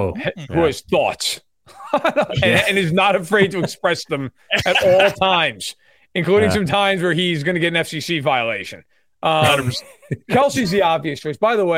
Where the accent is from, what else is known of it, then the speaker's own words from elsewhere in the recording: New York, United States; I grew up in New York.